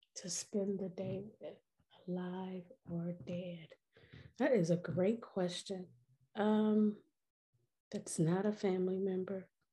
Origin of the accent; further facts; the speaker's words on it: Milwaukee, Wisconsin, United States; moved away as an adult; also born or lived in Louisiana; now in St. Louis, United States; I'm originally from Milwaukee, Wisconsin